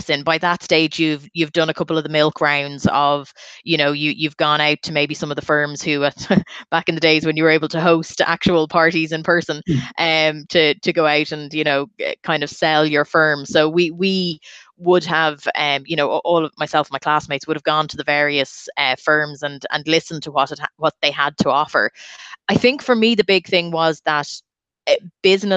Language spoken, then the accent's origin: English; Dublin, Leinster, Ireland; I'm from Dublin